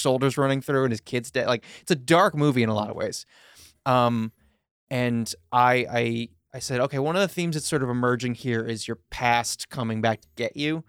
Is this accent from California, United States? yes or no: no; Long Island, New York, United States; we grew up together on Long Island